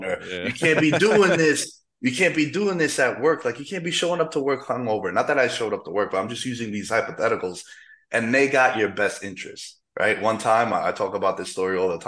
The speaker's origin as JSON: {"language": "English", "town": "New York City", "region": "New York", "country": "United States", "also_born_or_lived": "Queens", "moved": "as an adult", "lives_now": "Las Vegas, United States", "said": "back home in the city, in the five boroughs, the real New York, not that upstate"}